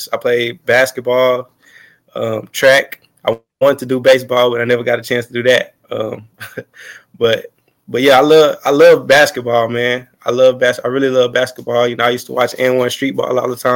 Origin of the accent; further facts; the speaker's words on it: Fort Worth, Texas, United States; moved away as an adult; also born or lived in Arlington, Texas; now in Tampa, United States; I played Arlington High Schools in high school, but I'm from Fort Worth, Texas.